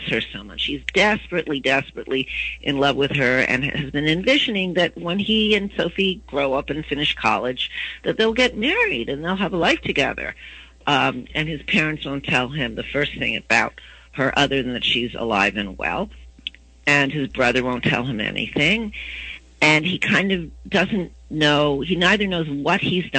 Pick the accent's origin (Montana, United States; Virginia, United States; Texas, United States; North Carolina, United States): Virginia, United States; moved away as an adult; also born or lived in Washington, D.C. / Baton Rouge, Louisiana; I was from Virginia